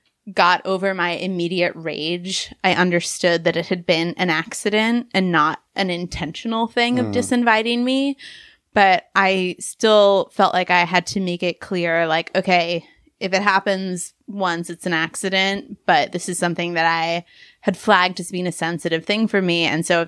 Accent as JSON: {"language": "English", "region": "London", "country": "United Kingdom", "tie": "born or raised there", "said": "I grew up in big cities. I grew up in London, actually."}